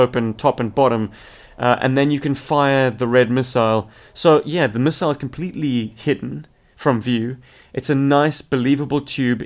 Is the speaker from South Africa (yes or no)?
yes; South Africa; moved away as an adult; now in Australia; in South Africa, we call them muggies